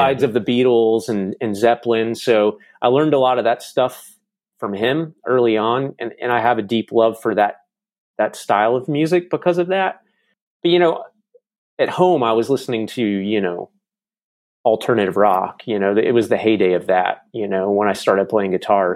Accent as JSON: {"language": "English", "town": "Charlotte", "region": "North Carolina", "country": "United States", "tie": "born or raised there", "also_born_or_lived": "Jackson, Mississippi", "moved": "as an adult", "lives_now": "Nashville, United States", "said": "I lived there until I was about eight, eight and a half, and then my dad got transferred, uh, to Charlotte, North Carolina."}